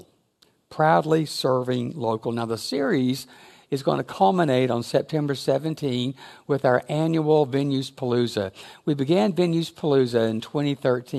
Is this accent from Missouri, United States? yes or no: yes; Springfield, Missouri, United States; moved away; also born or lived in Arkansas; I was born in Springfield in 1956. At Burge Hospital before it became Cox